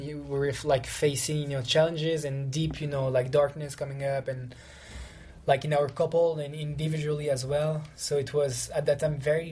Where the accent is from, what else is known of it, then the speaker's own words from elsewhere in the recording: Lyon, Auvergne-Rhône-Alpes, France; I'm from Lyon